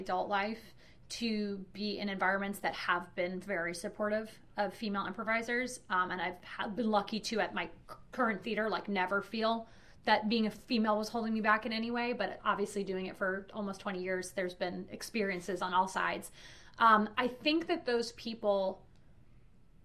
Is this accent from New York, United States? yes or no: yes; New York City, New York, United States; moved away as an adult; also born or lived in Orlando; I grew up in New York City. And then I moved to Orlando after college.